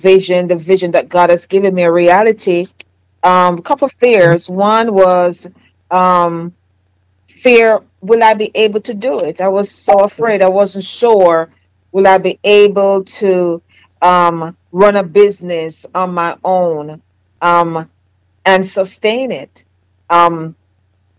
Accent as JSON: {"language": "English", "country": "Jamaica", "accent": "Jamaican", "moved": "yes", "said": "my Jamaican accent"}